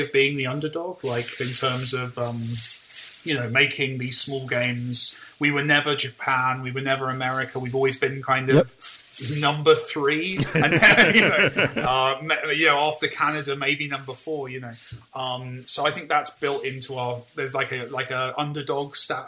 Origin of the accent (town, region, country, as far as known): United Kingdom